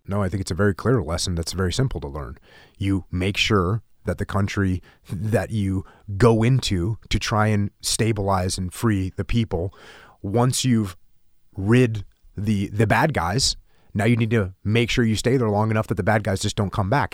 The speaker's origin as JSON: {"language": "English", "country": "United States", "said": "as an American servicemen that served overseas"}